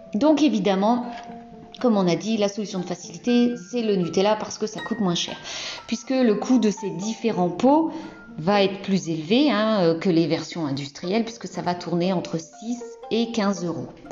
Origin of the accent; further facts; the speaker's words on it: Brittany, France; je suis bretonne